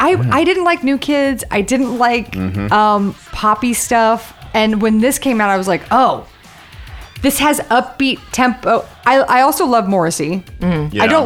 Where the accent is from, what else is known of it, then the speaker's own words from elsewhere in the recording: McLean, Virginia, United States; also born or lived in Ohio / Kentucky / Houston, United States; We grew up in McLean. Then we went to Ohio, and then a year in Kentucky, and then back, and then to Houston.